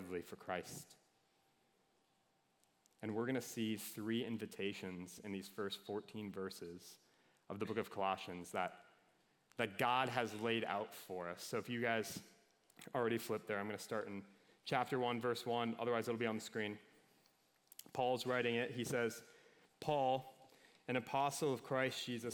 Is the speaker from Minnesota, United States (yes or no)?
yes; Minnesota, United States; I'm from Minnesota